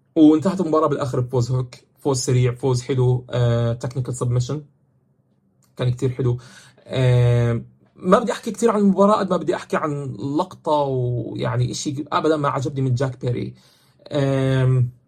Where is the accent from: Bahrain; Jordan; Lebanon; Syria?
Jordan; عندنا بالاردن